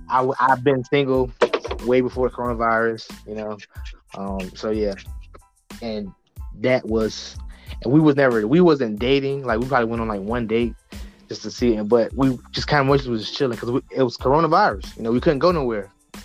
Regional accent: Norfolk, Virginia, United States; from Norfolk, 757.

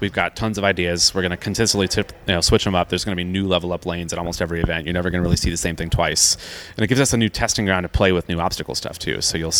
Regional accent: Clearwater, Florida, United States; moved away; So my hometown's actually Clearwater, which is a town, you know, right on the Gulf side of Tampa

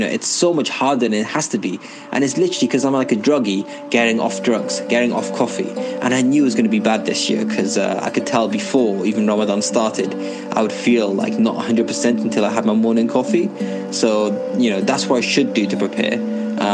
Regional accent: Wales, United Kingdom; I'm from Wales in the United Kingdom.

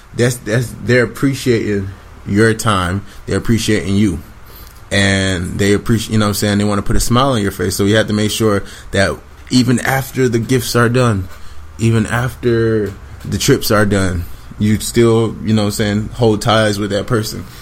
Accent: Jamaica; we are Jamaican people

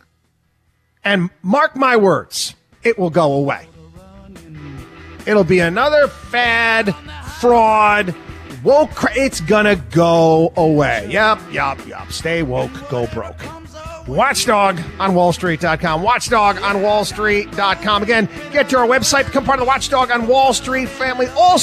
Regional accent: outside of Albany, New York, United States; also born or lived in Syracuse, New York; I'm from upstate New York. I grew up outside of Albany, New York, went to college out there in Syracuse

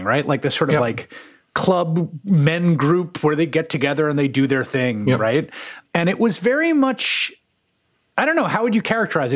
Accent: New York City, New York, United States; I grew up in the Bronx

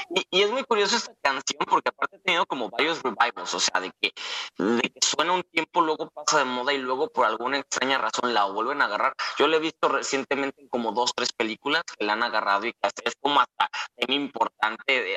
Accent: Guadalajara, Jalisco, Mexico; yo que soy de Guadalajara

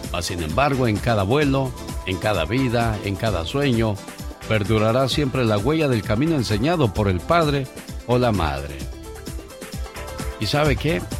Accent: Tarandacuao, Guanajuato, Mexico; Salí de Tarandacuao, Guanajuato. Pero Tarandacuau, Guanajuato nunca salió de mí.

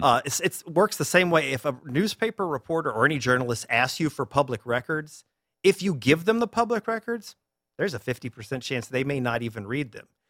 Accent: Durham, North Carolina, United States; moved away as an adult; now in Orlando, United States; I grew up in Durham, North Carolina

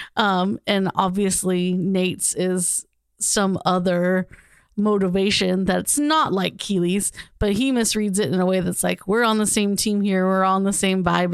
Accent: Southern California, United States; I grew up in Southern California

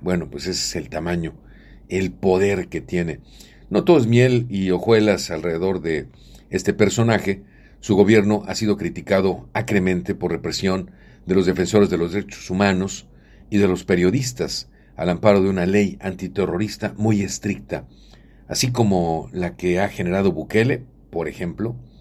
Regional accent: Mexico; Nosotros somos mexicanos

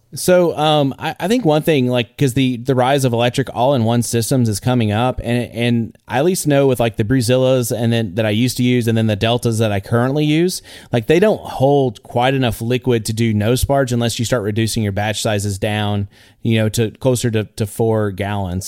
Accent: Northeast Texas, United States; I'm a guy from Northeast Texas

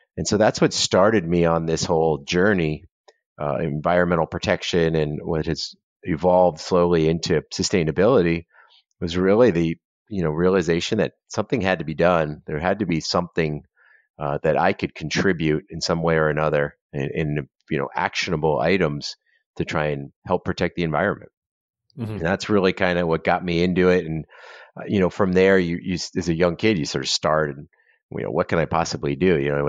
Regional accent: Florida, United States; And we grew up in Southern Florida. And, you know, there's still pretty wild at that point.

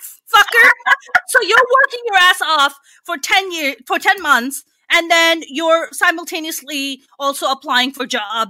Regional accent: Pakistan; now in United States; you and I come from Pakistan

